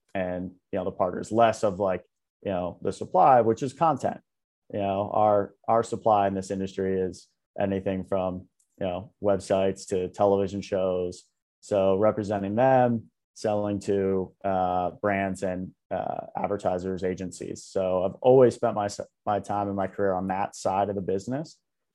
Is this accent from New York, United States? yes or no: yes; New York, United States; So I grew up around the New York area, about 45, 50 minutes outside of Manhattan.